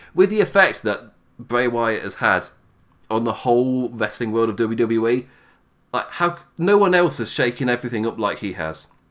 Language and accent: English; England, United Kingdom; you can tell by my voice, I'm English